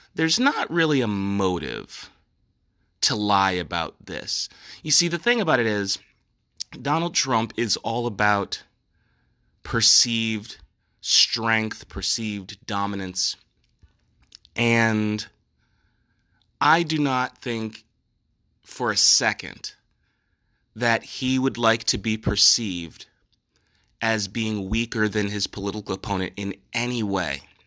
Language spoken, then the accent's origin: English; New Jersey, United States; It's my home state